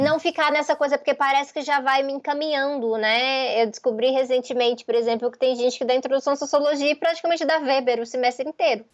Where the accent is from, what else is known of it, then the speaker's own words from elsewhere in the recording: Goiânia, Goiás, Brazil; Goiânia, que é a minha cidade natal